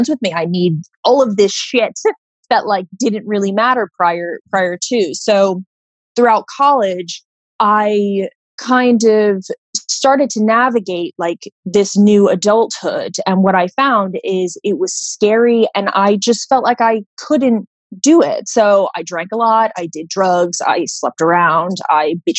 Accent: Florida, United States; I grew up in Florida, you know, with a really normal life

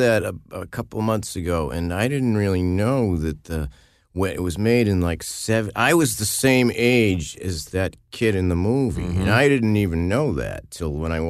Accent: Massachusetts, United States; I grew up in Massachusetts

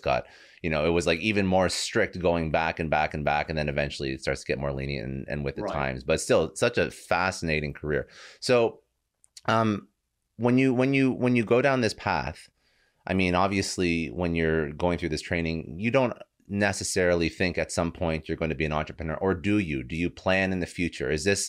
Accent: Canada; my dad was in CSIS. I'm Canadian.

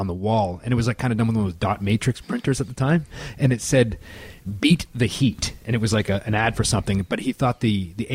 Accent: Orangeville, Ontario, Canada; we grew up with him in Orangeville

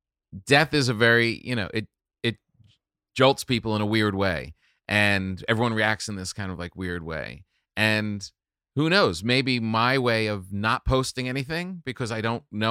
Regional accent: New York, United States; I grew up in New York. I lived in New York my whole adult life.

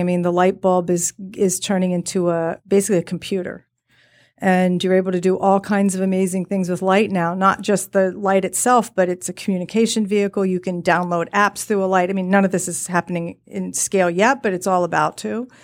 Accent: Virginia, United States; I grew up in Virginia

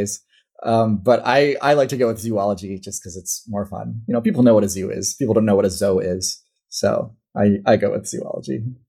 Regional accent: Midwest, United States; accent: Midwestern; at least how I would read it in English in my Midwestern accent.

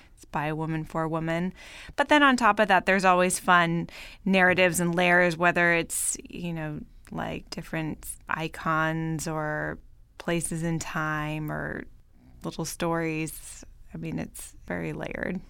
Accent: Bay Area, Northern California, United States; moved away as an adult; also born or lived in Paris, France / New York, United States; now in Los Angeles, United States; I grew up in Northern California, in the Bay Area

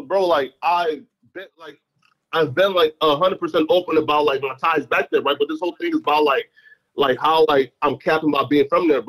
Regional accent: Fargo, North Dakota, United States; also born or lived in Liberia / Philadelphia; I'm from Fargo, right? So look, when I left, like, here, so when we left, like, Liberia, I moved to Fargo, right? I spent the majority of my life in Fargo.

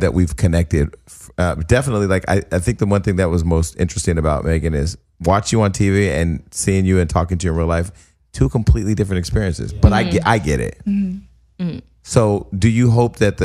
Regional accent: Stockton, California, United States; now in Los Angeles, United States; I'm from Stockton, California. I'm from a regular ass city with regular ass fucking people

